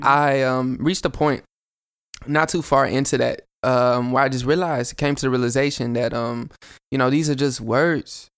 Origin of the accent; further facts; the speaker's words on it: Chattanooga, Tennessee, United States; I'm from Chat